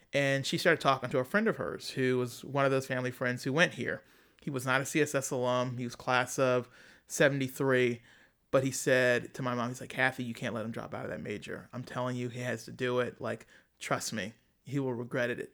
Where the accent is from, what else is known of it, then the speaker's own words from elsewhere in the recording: Philadelphia, Pennsylvania, United States; I was from Philadelphia